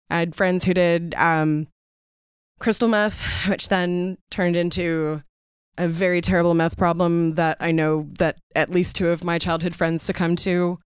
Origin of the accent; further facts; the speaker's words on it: Seattle, Washington, United States; growing up in Seattle